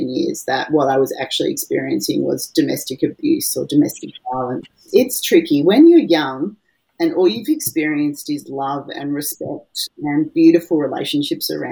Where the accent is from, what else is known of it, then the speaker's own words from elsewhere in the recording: Melbourne, Victoria, Australia; now in Brisbane, Australia; I was born in Melbourne, which is a big city in Australia, in southern Australia, and I'm now living in Brisbane